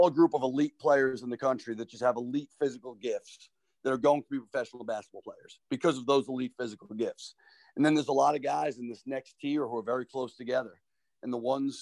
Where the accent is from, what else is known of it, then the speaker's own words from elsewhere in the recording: Long Island, New York, United States; moved away as an adult; now in Rhode Island, United States; growing up in Long Island